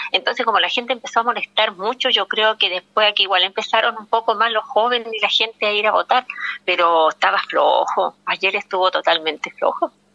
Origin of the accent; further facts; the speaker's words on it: Antofagasta, Chile; yo soy de acá de Antofagasta